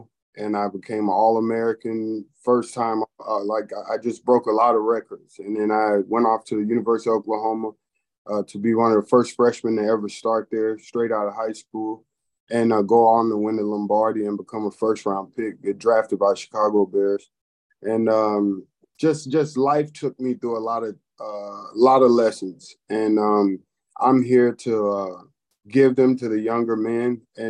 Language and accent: English; Nuremberg, Bavaria, Germany; born there; Yeah, well, growing up, I was born in Nuremberg, Germany. My father was a military man and a pastor also